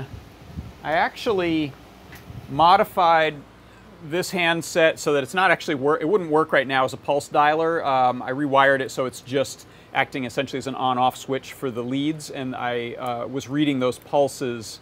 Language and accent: English; Hudson Valley, New York, United States; also born or lived in Ellenville, New York; where I grew up in the Hudson Valley, New York